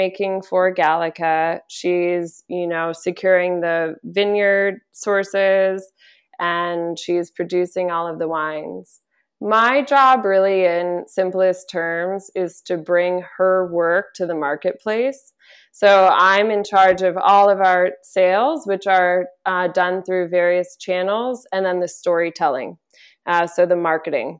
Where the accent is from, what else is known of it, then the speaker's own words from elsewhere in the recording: St. Helena, California, United States; moved away; I am from St. Helena. I chose to move home with great intention